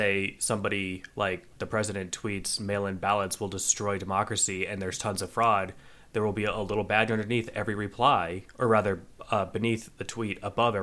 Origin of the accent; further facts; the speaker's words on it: United States; as an American